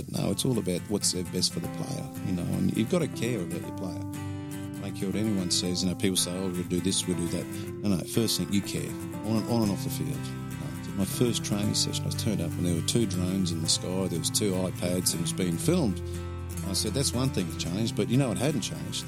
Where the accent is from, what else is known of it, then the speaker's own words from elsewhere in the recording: Ipswich, Queensland, Australia; I grew up in Ipswich.